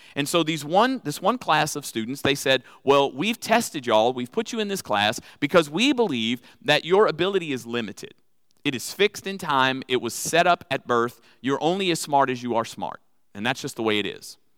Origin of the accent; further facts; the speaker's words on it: New Orleans, Louisiana, United States; accent: Cajun; now in Texas, United States; I'm originally from Louisiana